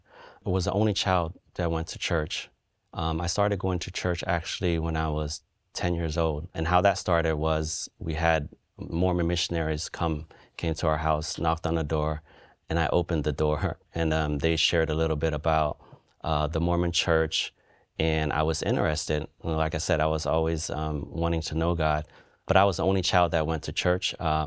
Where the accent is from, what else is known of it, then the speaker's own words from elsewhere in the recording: Cambodia; now in United States; I'm from Cambodia. My family came here to the U.S. in the early 80s due to the civil war there.